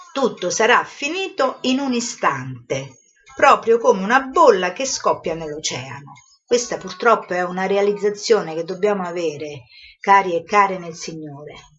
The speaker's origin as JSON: {"language": "Italian", "country": "Italy"}